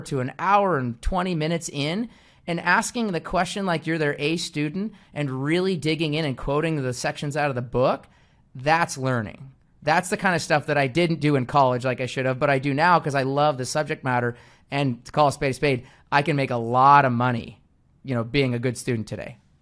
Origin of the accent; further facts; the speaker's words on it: Seattle, Washington, United States; moved away as an adult; now in Phoenix, United States; I was born and raised in Seattle, Washington. I live in Phoenix, Arizona right now